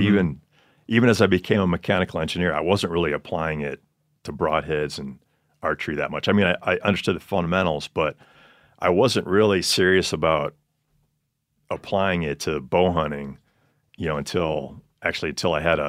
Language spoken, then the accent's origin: English; Montello, Wisconsin, United States; Montello, Wisconsin, kind of central part of the state, about an hour north of Madison.